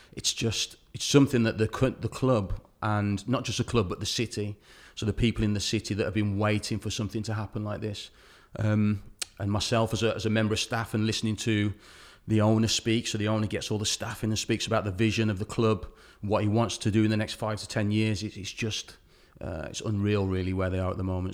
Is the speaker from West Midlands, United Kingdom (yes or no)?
yes; Wolverhampton, West Midlands, United Kingdom; as my hometown, Wolverhampton